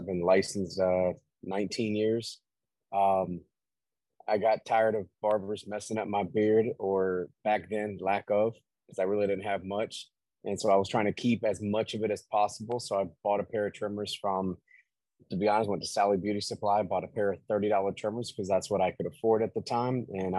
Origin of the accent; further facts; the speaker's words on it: Tampa, Florida, United States; No, born and raised.